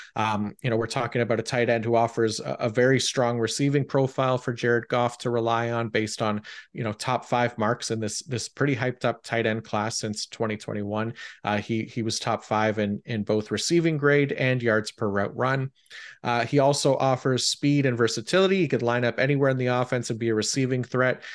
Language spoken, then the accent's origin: English; Canada; being Canadian